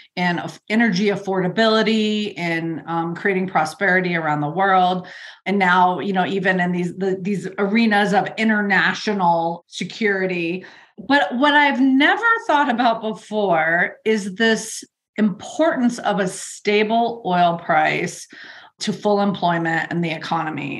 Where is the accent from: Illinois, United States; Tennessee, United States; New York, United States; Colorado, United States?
Colorado, United States; my home state of Colorado